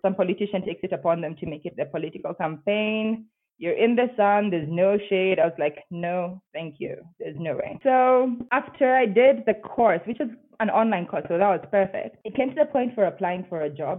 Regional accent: Nairobi, Kenya; moved away as an adult; now in Bogota, Colombia; I'm from Nairobi, Kenya

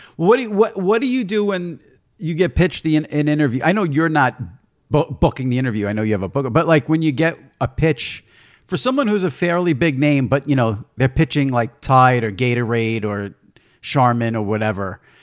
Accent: New York, United States; I grew up in New York listening to Mike and the Mad Dog

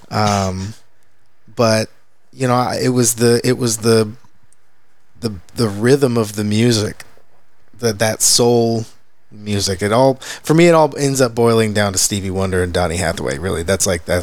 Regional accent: Pilot Point, Texas, United States; as a kid, I grew up in Pilot Point, which okay. is way up north, on a quarter horse commute.

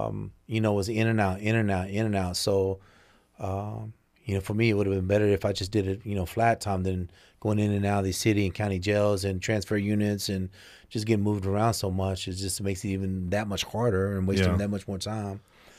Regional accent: Mesquite, Texas, United States; But it was right on the edge of Southeast Dallas, Pleasant Grove area

